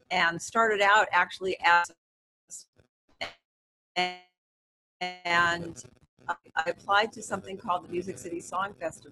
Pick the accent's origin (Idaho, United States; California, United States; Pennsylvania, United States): California, United States; Los Angeles; also born or lived in San Diego; I'm from Los Angeles